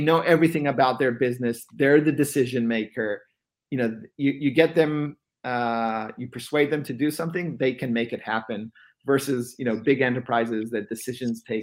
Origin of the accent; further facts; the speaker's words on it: Israel; moved away as an adult; now in Bay Area, United States; born and raised in Israel, eventually relocated to the Bay Area